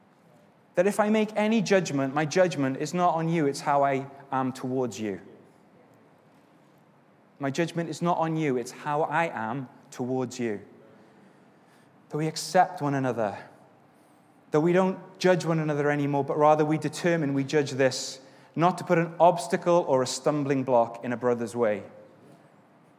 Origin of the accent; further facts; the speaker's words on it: Wales, United Kingdom; now in England; I'm Welsh